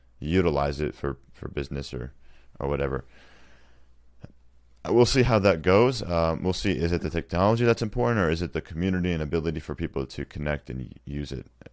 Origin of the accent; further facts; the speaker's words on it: United States; as an American